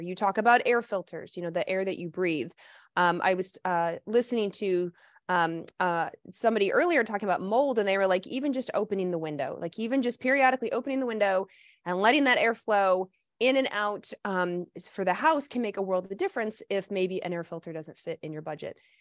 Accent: the South, United States; moved away; also born or lived in Midwest; I grew up in the South

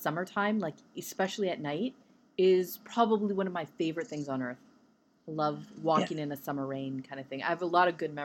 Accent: Vancouver, British Columbia, Canada; I'm from Vancouver.

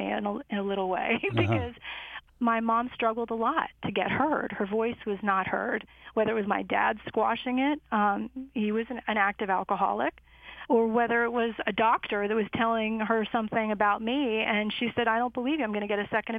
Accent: Chicago, Illinois, United States; I'd like to say we grew up in Chicago, me and my sister, and we learned early on that we didn't have a lot of money

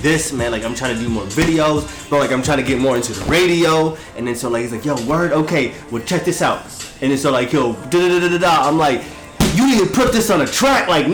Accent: Utah, United States; moved away; I moved away from Utah, like I moved away for like 8 years

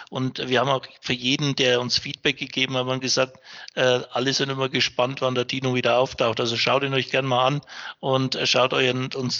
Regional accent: Upper Franconia, Bavaria, Germany; bin gebürtiger Franke, also auch einheimisch

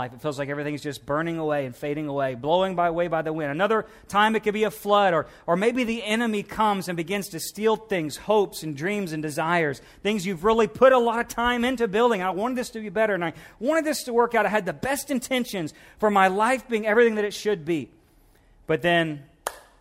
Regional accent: Missouri, United States; now in Louisiana, United States; as a Missouri boy, now I'm from the South, but then I lived in Missouri most of my life and came back down

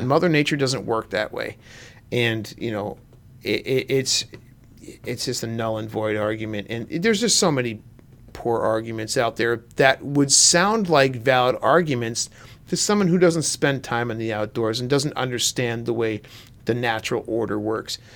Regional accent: Pennsylvania, United States; you and I grew up in the Pennsylvania woods

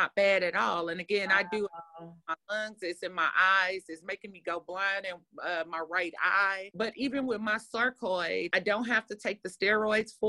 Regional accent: St. Louis, Missouri, United States; I'm from St. Louis

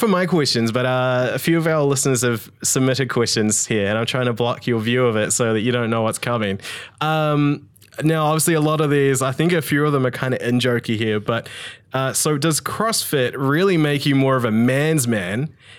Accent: Tauranga, Bay of Plenty, New Zealand; Growing up in Tauranga, didn't have ice, so I played field

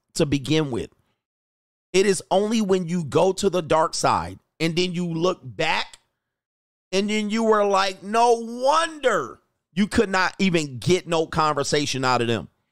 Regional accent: Southern California, United States; also born or lived in Orange County; living in Orange County, growing up in Southern California, going to nightclubs in L

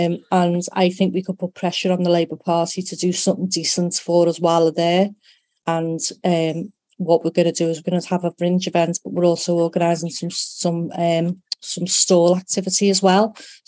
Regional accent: Liverpool, North West England, United Kingdom; I'm from Liverpool.

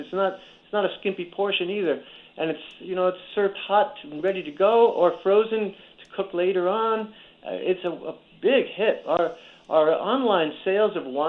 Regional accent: New Rochelle, New York, United States; I grew up in New Rochelle, New York

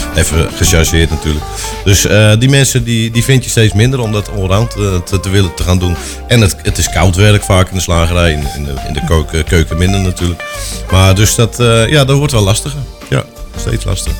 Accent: Schalkwijk, Utrecht, Netherlands; ik kom inderdaad uit Schalkwijk. ik heb een, mijn vader was de dorpslager in het dorp.

